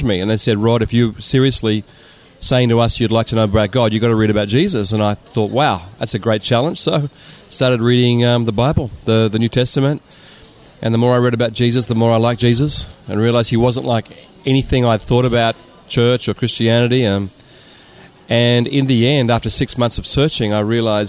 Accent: Sydney, New South Wales, Australia; moved away as an adult; now in Japan; I was born in Sydney and raised in the beach suburbs.

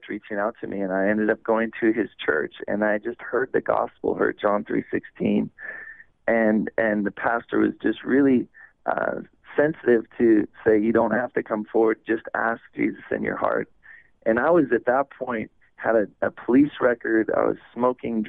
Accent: California, United States; moved away; also born or lived in Oregon / Hawaii; I was born in California, and I was raised there on the west coast of the United States and California and then Oregon

